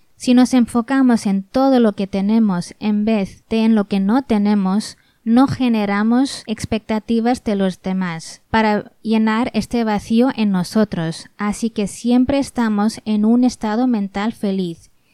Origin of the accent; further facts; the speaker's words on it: Spain; nací y crecí en España por padres hindúes